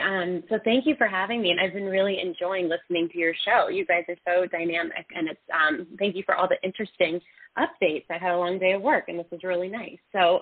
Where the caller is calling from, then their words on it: Denver, Colorado, United States; I'm calling from Denver.